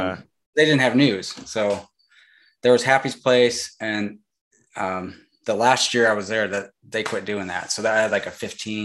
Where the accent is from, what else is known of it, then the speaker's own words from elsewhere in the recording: Angola, Indiana, United States; like you said, and I grew up in Indiana. And I grew up around cornfields. Really, my whole family had farming area that we grew up on. We were literally surrounded by cornfields.